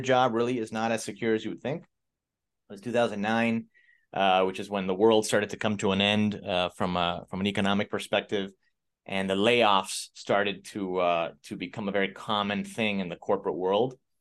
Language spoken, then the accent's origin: English; Miami, Florida, United States; I'm from Miami, Florida. Grew up in a, in an immigrant family. We're, we're Cuban.